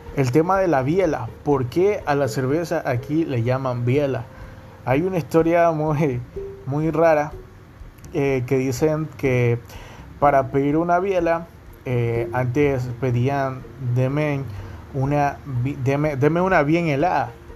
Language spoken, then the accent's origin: Spanish; Guayaquil, Guayas, Ecuador; accent: Guayaquil coastal accent